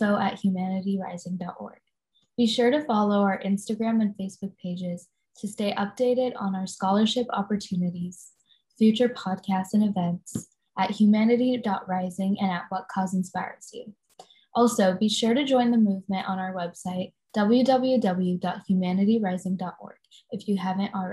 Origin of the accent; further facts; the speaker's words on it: Bay Area, California, United States; I'm from the Bay Area